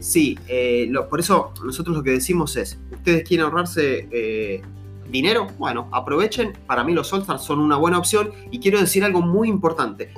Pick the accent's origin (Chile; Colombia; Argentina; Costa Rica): Argentina; el país es grande, tenemos muchas provincias